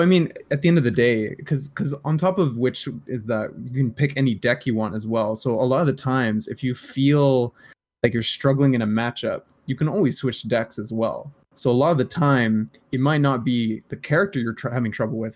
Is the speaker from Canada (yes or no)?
yes; Canada; I'm Canadian